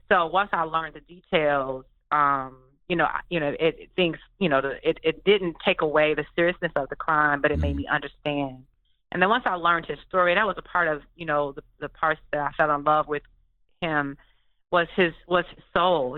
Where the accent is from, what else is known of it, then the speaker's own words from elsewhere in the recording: Detroit, Michigan, United States; I'm from Detroit